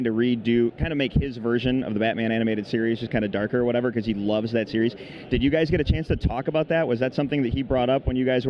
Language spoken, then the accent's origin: English; Chicago, Illinois, United States; Well, I'm from Chicago, so this is like my hometown show